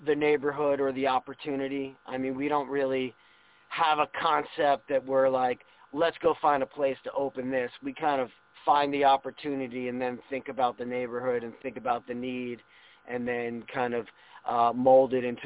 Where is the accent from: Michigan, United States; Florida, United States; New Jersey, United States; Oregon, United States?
New Jersey, United States; moved away; also born or lived in Ohio / Cincinnati; I grew up in New Jersey